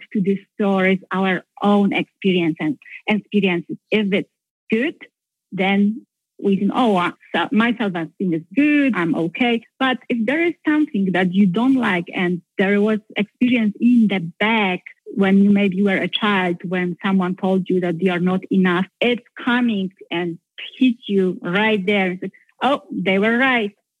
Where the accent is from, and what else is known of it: Poland; English is a second language; moved away as an adult; now in United States